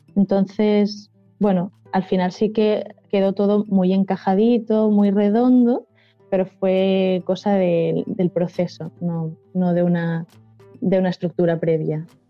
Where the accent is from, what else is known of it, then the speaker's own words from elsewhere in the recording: Valencian Community, Spain; first language Valencian; Spanish is a second language; estoy hablando mucho en valenciano, que es mi lengua materna